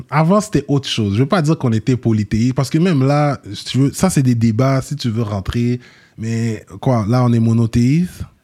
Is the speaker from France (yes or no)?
no; Montreal, Quebec, Canada; Moi, je suis né dans l'Ouest, mais avant de m'avoir, mes sœurs, ils sont plus grandes que moi, ils sont nés à Rivière. Oui. Fait que, tu sais, ma mère habitait dans l'Est avant. Ouais. Puis ensuite, elle a migré dans l'Ouest.